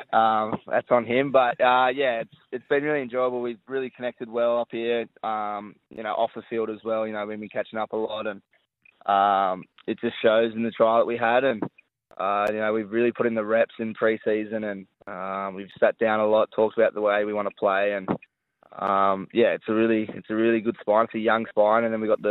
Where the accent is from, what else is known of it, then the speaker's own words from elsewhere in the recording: Sydney, New South Wales, Australia; moved away as an adult; now in Gold Coast, Australia; I grew up on the Northern Beaches, so, you know, it's pretty similar lifestyle up here